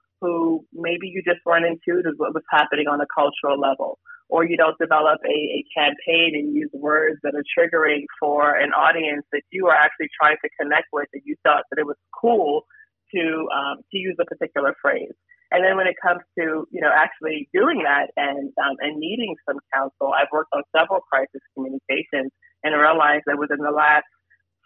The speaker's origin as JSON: {"language": "English", "town": "New York City", "region": "New York", "country": "United States", "tie": "born or raised there", "said": "I lived, grew up, born and raised in New York, Brooklyn, New York"}